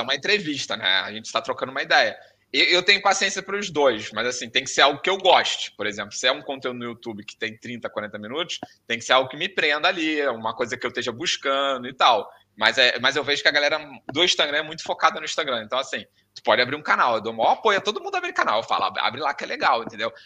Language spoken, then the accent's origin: Portuguese; Rio de Janeiro, Brazil; moved away as an adult; now in Porto, Portugal; Nós que viemos do Rio de Janeiro